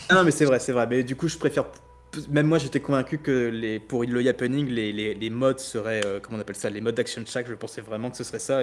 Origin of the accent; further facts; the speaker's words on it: France; on est français